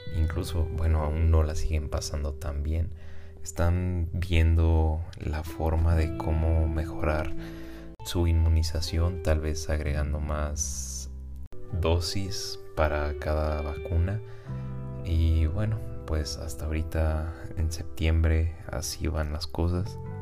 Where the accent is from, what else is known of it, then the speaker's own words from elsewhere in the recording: Guadalajara, Jalisco, Mexico; yo soy residente de Guadalajara, México